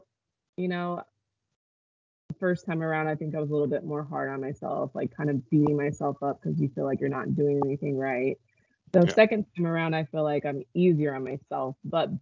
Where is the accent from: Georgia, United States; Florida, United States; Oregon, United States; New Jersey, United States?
Oregon, United States; Eugene; moved away as an adult; I moved back to my hometown in Eugene, Oregon, and I had a son.